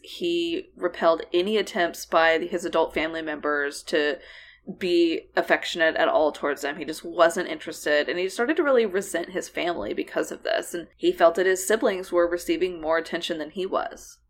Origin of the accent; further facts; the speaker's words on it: United States; also born or lived in Oklahoma / Texas; we grew up in Oklahoma and, uh, the Texas Panhandle and Texas Plains